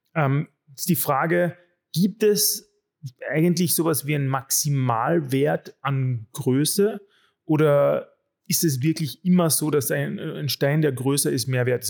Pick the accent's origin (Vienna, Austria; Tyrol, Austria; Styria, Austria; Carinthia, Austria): Carinthia, Austria; als Kärntner habe ich